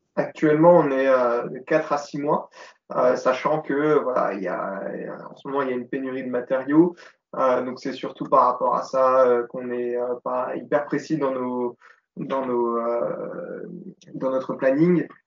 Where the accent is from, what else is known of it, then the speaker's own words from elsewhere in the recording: Yutz, Grand Est, France; Et Chloé et moi, on est originaire de, du côté de Thionville, Yutz plus précisément